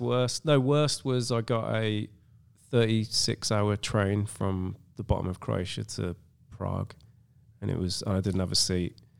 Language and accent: English; England, United Kingdom; some English white guy